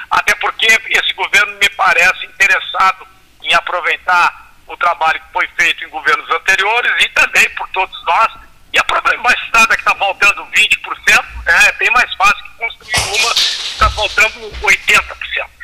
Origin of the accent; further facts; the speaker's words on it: Pelotas, Rio Grande do Sul, Brazil; eu, como pelotense